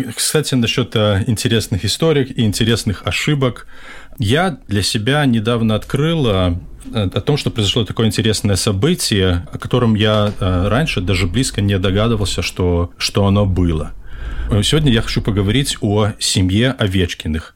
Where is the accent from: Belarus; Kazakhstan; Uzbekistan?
Belarus; я из Беларуси